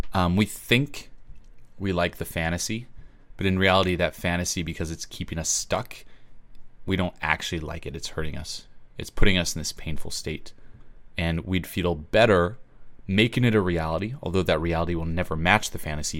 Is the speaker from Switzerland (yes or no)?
yes; Switzerland; moved away; I'm originally from Switzerland